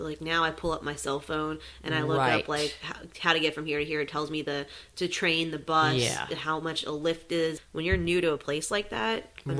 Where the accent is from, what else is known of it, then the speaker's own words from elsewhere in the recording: California, United States; moved away as an adult; also born or lived in New York; I am from California. I lived in New York a few years